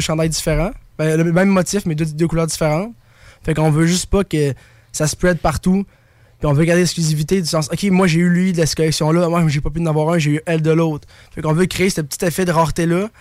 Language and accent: French; Baie-Saint-Paul, Quebec, Canada; on vient de Baie-Saint-Paul